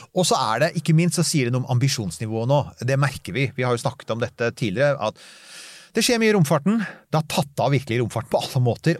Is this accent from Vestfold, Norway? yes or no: no; Bærum, Akershus, Norway; nå hørtes jeg veldig oslosk ut, men jeg vokste opp i Bærum